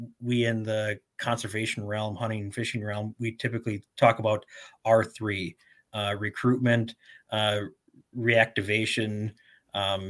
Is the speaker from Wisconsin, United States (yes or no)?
yes; Tomahawk, Wisconsin, United States; I grew up in the North Woods of Wisconsin, outside of the city of Tomahawk.